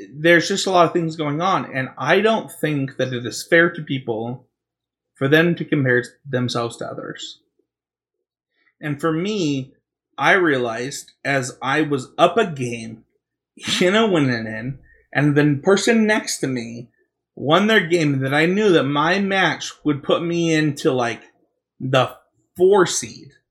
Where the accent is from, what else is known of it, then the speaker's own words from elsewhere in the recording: Utah, United States; I'm from Utah, and we say mountain, and we say Britain